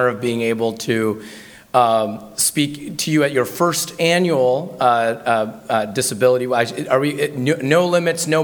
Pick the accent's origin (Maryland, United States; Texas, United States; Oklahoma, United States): Maryland, United States; Baltimore; now in Washington, United States; I was born in Baltimore